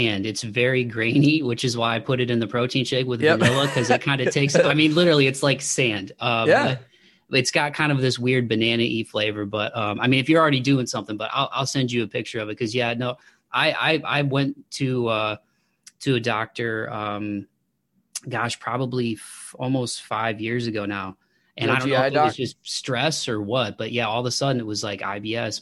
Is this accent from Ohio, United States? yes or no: yes; Toledo, Ohio, United States; I'm from Toledo, so I grew up about an hour south of Detroit